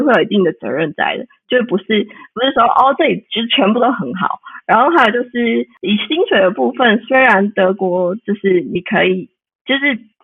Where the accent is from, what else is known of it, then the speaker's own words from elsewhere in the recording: Taiwan; moved away as an adult; now in Leipzig, Germany; 很想回台湾